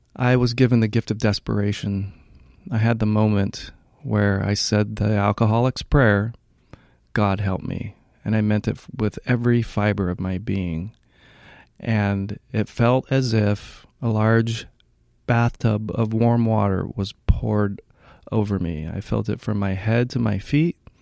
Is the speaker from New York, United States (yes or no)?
no; Hawaii, United States; moved away as an adult; also born or lived in Washington; now in Northern California, United States; I was raised in Hawaii